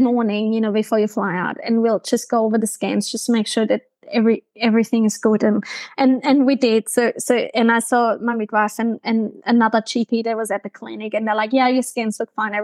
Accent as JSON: {"language": "English", "country": "Germany", "tie": "born or raised there", "accent": "German", "second_language": "English", "moved": "as an adult", "lives_now": "Brisbane, Australia", "said": "my hometown in Germany"}